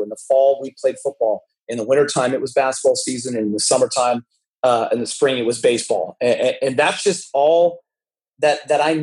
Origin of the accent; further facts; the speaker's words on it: Los Angeles, California, United States; I grew up in the San Fernando Valley